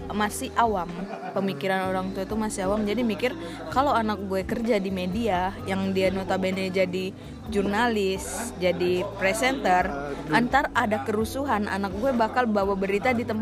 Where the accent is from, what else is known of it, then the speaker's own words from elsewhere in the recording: Medan, North Sumatra, Indonesia; also born or lived in Padang; sebenarnya ini kalau suku bicara suku emak bapak gue itu kedua-duanya orang Jawa